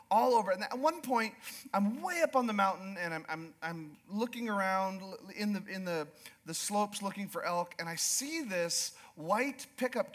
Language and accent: English; Alaska, United States; moved away as an adult; also born or lived in Yukon, Canada; I was raised in Alaska, and I grew up Alaska and the Yukon